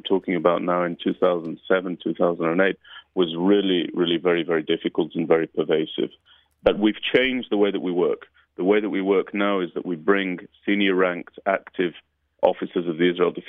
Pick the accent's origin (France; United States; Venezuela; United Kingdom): United Kingdom; moved away; what we grew up with in the United Kingdom